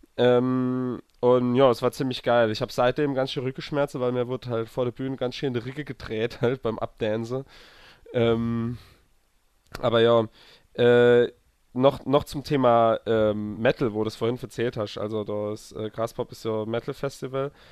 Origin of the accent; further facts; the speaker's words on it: near Zweibrücken, Rhineland-Palatinate, Germany; moved away; das war so eine der Nähe von Zwerbricke. Und äh, deswegen bin ich an die Heimat gefahren